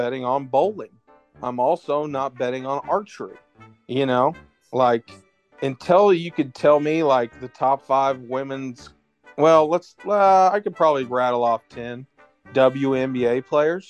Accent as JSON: {"language": "English", "town": "Bartlesville", "region": "Oklahoma", "country": "United States", "tie": "born or raised there", "said": "I can remember living in Bartlesville, growing up in Bartlesville"}